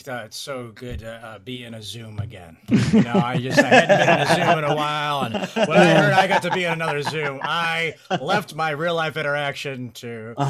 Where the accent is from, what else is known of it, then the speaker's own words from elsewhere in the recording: St. Louis, Missouri, United States; I grew up in the Arch. I was an Arch baby.